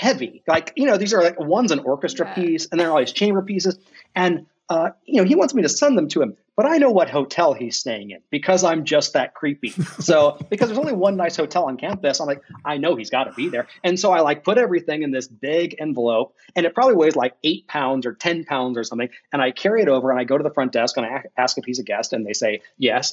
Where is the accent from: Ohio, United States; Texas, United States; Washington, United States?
Ohio, United States; I'm from Ohio